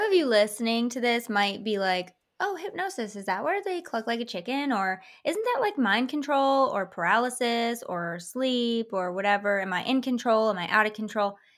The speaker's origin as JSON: {"language": "English", "region": "Michigan", "country": "United States", "tie": "born or raised there", "said": "I grew up in Michigan in a very semi-historical town"}